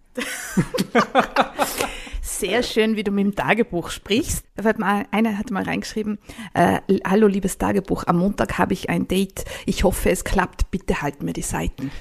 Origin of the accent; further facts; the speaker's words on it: Tyrol, Austria; Bei uns in Tirol